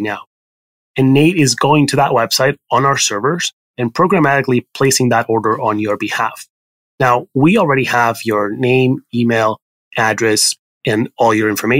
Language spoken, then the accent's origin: English; Barcelona, Catalonia, Spain; English is a second language; moved away as an adult; also born or lived in Paris, France / California, United States; now in New York, United States; I'm Spanish. I was born in Barcelona in Spain, and then I grew up sort of between Barcelona and Paris.